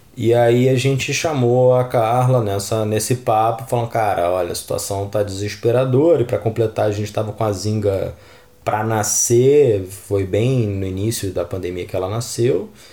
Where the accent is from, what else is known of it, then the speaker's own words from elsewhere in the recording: Rio de Janeiro, Brazil; eu vim da Vila Kennedy, gente. Morei na Vila Kennedy até meus 10 anos, 11 anos